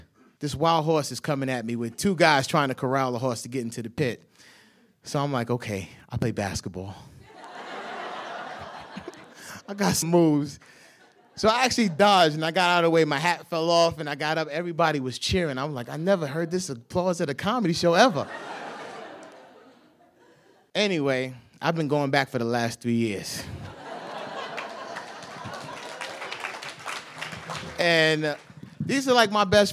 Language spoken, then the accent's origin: English; New York, United States; I'm from New York